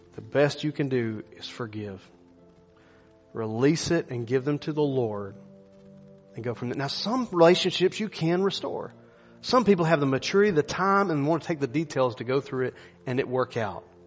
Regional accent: United States; I'm an American

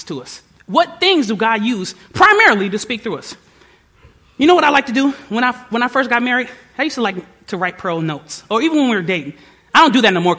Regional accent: Detroit, Michigan, United States; moved away; I was from Detroit

